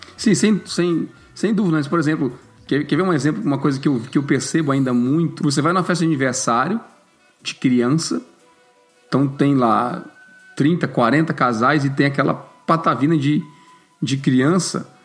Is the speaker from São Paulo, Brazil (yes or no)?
no; Fortaleza, Ceará, Brazil; now in Canada; eu vim do Nordeste lá para nossas bandas